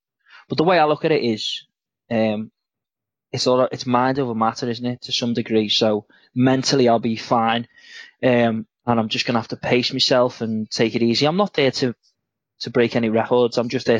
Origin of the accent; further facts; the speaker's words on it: Liverpool, North West England, United Kingdom; I am from Liverpool in England.